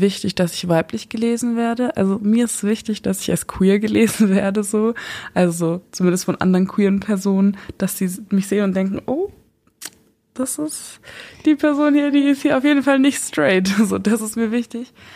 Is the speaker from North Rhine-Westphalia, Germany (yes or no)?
no; Eichstätt, Bavaria, Germany; moved away as an adult; now in Regensburg, Germany; Ursprünglich komme ich aus Eichstätt